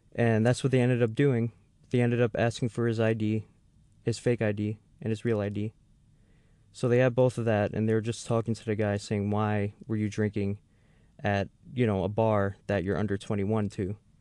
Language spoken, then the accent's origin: English; New York City, New York, United States; moved away; I'm actually from the Bronx area of, of New York City